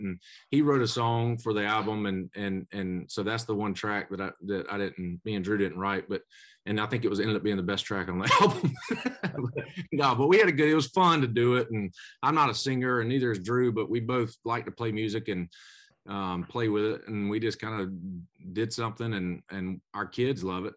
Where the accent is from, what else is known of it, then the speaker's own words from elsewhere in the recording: Macon, Georgia, United States; I was in Macon, my hometown